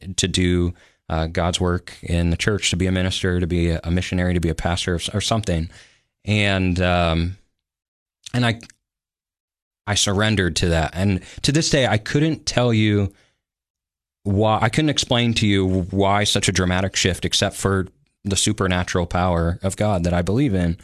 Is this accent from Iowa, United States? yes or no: yes; Sioux City, Iowa, United States; moved away as an adult; also born or lived in Denver, Colorado / Olathe, Kansas; now in Tennessee, United States; I call Sioux City on the western side of the state my home. That's where, um, I made friends and grew up